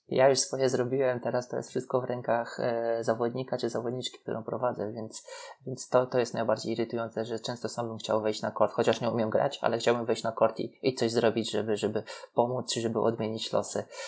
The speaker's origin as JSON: {"language": "Polish", "country": "Poland", "said": "jesteśmy z Polski, że tutaj się uczyliśmy"}